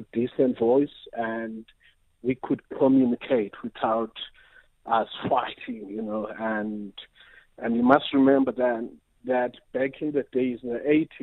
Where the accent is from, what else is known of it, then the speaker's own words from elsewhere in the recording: Transkei, Eastern Cape, South Africa; moved away; also born or lived in Diepkloof, Johannesburg; I come from the Transkei, you know. Back then for me, the Transkei was a symbol of black pride, black achievement, and all of that, because I grew up seeing all these black people doing